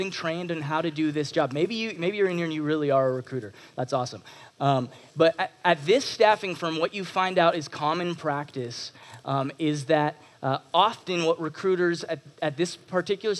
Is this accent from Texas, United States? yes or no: yes; Texas, United States; moved away as an adult; also born or lived in Toronto, Canada; now in Canada; I am originally from Toronto, just outside of Toronto, and moved down to Texas when I was 7 years old